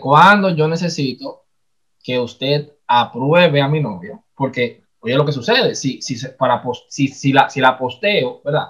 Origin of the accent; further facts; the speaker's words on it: Dominican Republic; nosotros somos dominicanos